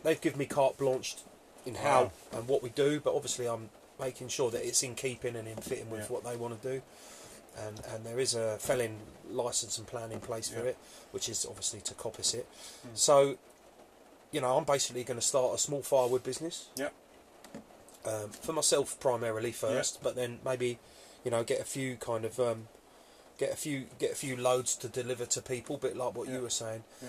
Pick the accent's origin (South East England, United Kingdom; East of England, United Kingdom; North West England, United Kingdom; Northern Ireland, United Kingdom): East of England, United Kingdom; Epping; I grew up in a wood, you know, in a town, but I grew up in Epping